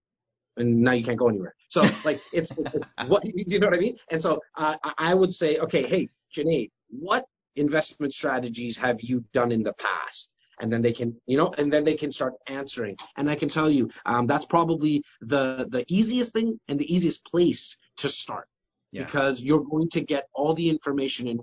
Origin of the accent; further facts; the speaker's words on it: Toronto, Ontario, Canada; it's also the place I'm born and raised.